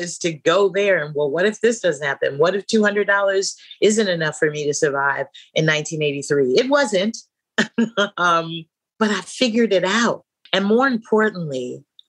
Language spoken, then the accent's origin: English; San Francisco, California, United States; I was born and raised in San Francisco, California